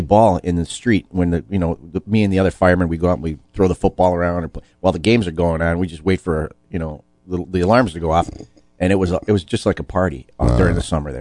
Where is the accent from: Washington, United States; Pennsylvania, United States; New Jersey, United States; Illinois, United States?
Illinois, United States; Chicago; I was born on Lakeshore Drive at Weiss Memorial Hospital.